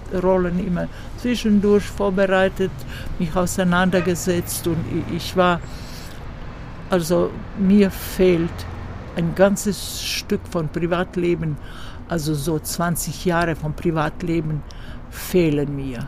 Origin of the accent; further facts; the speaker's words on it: Zagreb, City of Zagreb, Croatia; hier in äh, Zagreb, mhm. weil das meine Heimatstadt ist